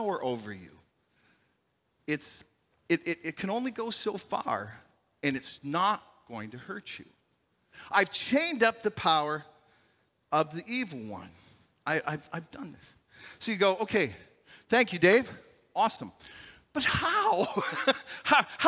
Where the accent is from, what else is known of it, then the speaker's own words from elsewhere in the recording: Canada; also born or lived in Chicago, Illinois; I'm a Canadian boy